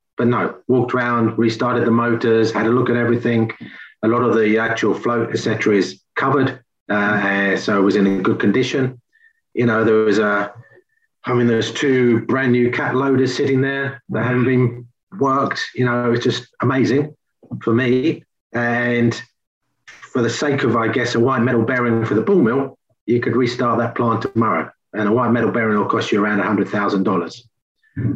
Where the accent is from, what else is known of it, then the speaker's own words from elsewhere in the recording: England, United Kingdom; moved away; I'm English.